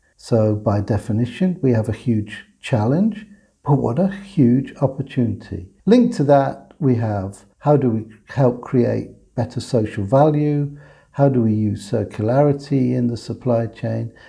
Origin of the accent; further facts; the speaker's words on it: England, United Kingdom; I'm an English guy, but I'm an English guy that had a German mother by birth, a Latvian father, by adoption, a Welsh father, whose grandfather was Dutch